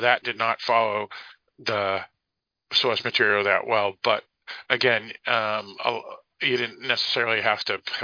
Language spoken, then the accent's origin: English; Boston, Massachusetts, United States; my hometown of Boston